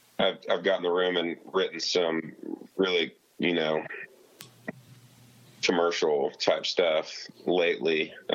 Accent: Kansas, United States; he knew I was from Kansas

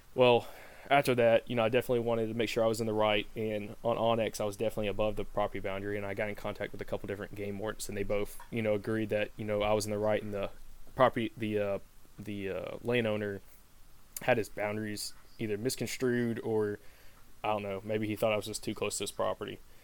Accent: the South, United States; growing up in the South

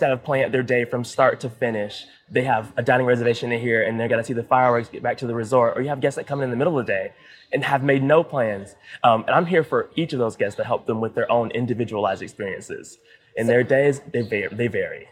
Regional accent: Columbia, South Carolina, United States; moved away as an adult; now in Florida, United States; I'm from Columbia, South Carolina.

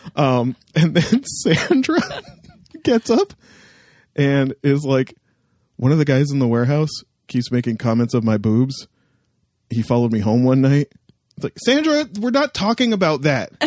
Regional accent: Canada; my hometown

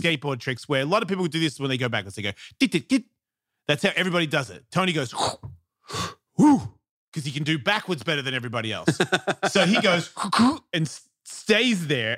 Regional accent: Melbourne, Victoria, Australia; I'm from Melbourne

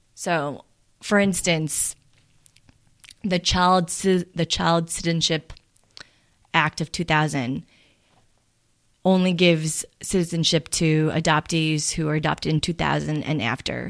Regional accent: Farmingdale, New York, United States; also born or lived in Seoul, South Korea / Bellmore, New York; I grew up in Farmingdale

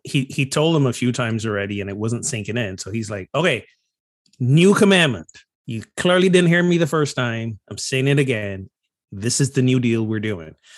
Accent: Barbados; moved away; growing up in Barbados

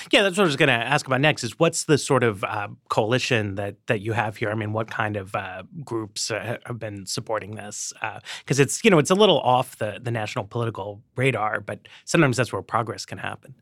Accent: New York City, New York, United States; moved away; I grew up in Manhattan

